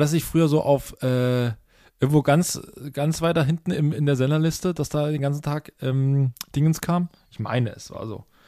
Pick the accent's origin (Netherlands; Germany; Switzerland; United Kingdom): Germany; Lusatia, Saxony; born or raised there